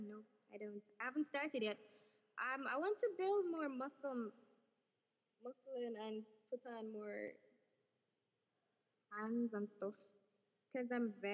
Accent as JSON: {"language": "English", "region": "Westmoreland", "country": "Jamaica", "said": "I'm from Westmoreland. Westmoreland, all the way in the west of Jamaica"}